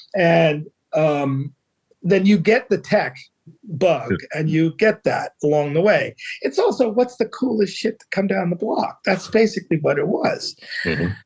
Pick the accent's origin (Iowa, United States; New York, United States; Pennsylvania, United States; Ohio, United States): Pennsylvania, United States; Philadelphia; now in Cape Cod, United States; I grew up in Philadelphia, so I, ah. I, that's why I live on the Cape